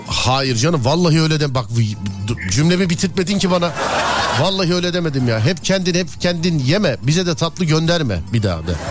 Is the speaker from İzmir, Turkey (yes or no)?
yes; İzmir, Turkey